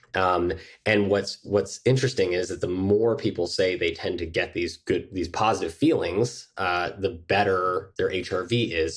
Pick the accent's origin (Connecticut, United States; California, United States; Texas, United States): California, United States; Mill Valley; now in New York, United States; I grew up in Mill Valley, California